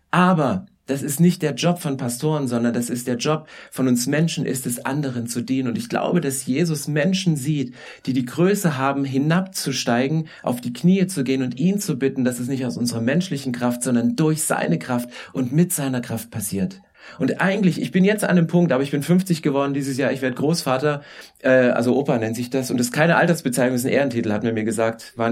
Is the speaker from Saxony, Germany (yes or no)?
yes; Saxony, Germany; weil ich komme vom Dorf, ich komme aus Sachsen. Also weißt du, Weite ohne Ende.